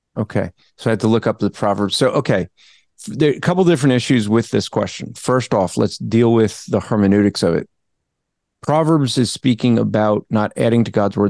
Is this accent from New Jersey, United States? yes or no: yes; New Jersey, United States; I'm from Jersey